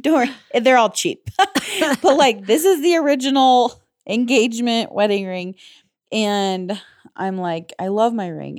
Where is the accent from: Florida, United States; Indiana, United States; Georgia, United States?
Indiana, United States; moved away as an adult; also born or lived in Illinois; growing up in Indiana, and living in Illinois